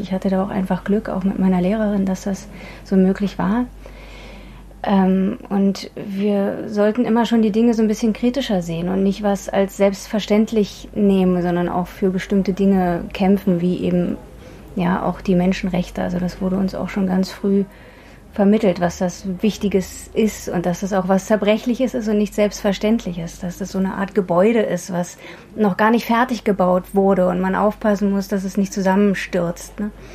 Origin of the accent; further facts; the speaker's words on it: Berlin, Germany; bei uns zu Hause in Ostberlin